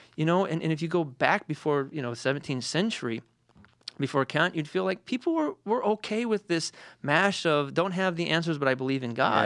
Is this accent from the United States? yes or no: yes; Detroit, Michigan, United States; I'm from Detroit